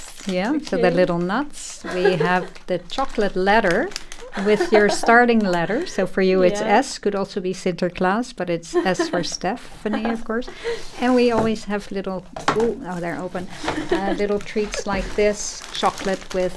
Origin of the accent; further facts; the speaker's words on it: Netherlands; I was a child, of course, growing up in the Netherlands